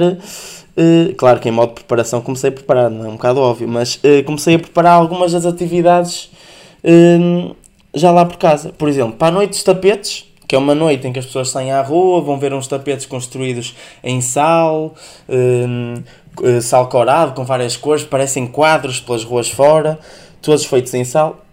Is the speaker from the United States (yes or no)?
no; the North, Northern Portugal, Portugal; como sou do Norte